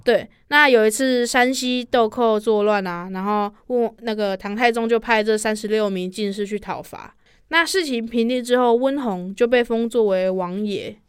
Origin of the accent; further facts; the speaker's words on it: Donggang, Pingtung County, Taiwan; now in Taichung, Taiwan; 我的家乡其实是在屏东东港